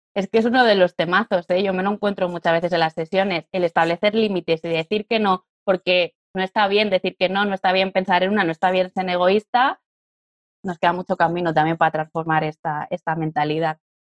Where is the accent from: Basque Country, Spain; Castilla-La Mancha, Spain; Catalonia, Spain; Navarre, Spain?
Catalonia, Spain; now in Madrid, Spain; Yo soy catalana, vivo en Madrid y estoy casada con un valenciano